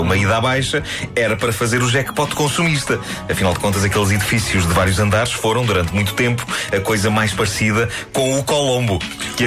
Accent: Lisbon, Portugal; Benfica, onde eu cresci

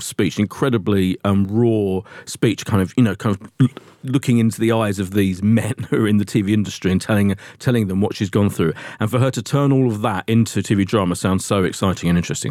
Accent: Essex, East of England, United Kingdom; I'm from Essex

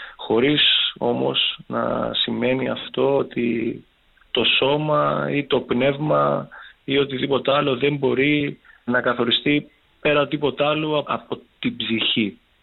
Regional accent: Chania, Crete, Greece; moved away as an adult; also born or lived in Thessaloniki; έχω γυρίσει στην πατρίδα μου στα Χανιά

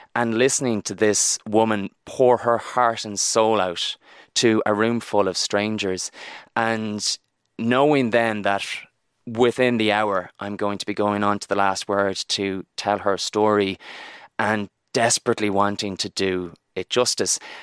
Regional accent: Barna, Connacht, Ireland; I'm from Barna in, in Galway

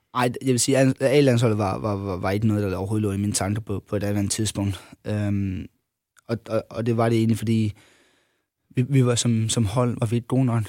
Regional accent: Funen, Southern Denmark, Denmark; jeg var Fynbo

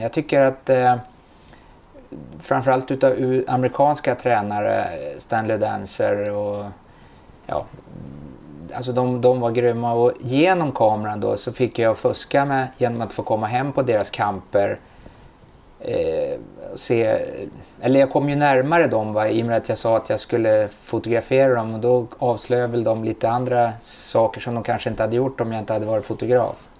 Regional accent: Stockholm, Stockholm County, Sweden; jag är uppfödd i Bromsten

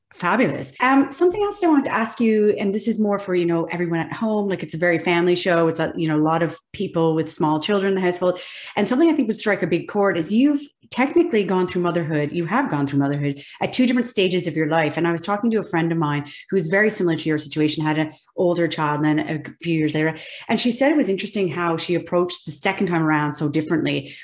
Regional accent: Kingston, Ontario, Canada; I am Kingston, Ontario.

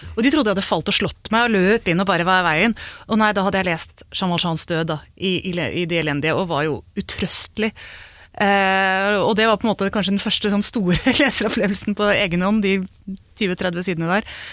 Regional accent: Hokksund, Buskerud, Norway; gikk liksom rundt langs åkeren hjemme i Hokksund

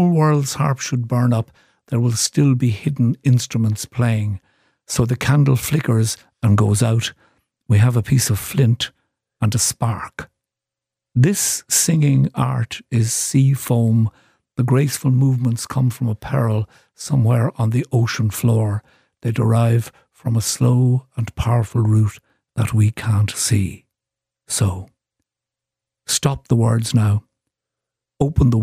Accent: Cork, Munster, Ireland; I grew up in Cork City

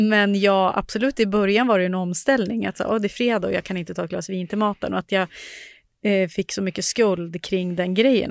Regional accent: Sundsvall, Västernorrland County, Sweden; now in Stockholm, Sweden; där jag är från, i Sundsvall, där på landsbygden

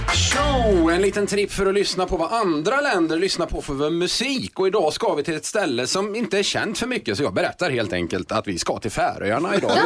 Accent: Skara, Västra Götaland, Sweden; Jag är från Skara

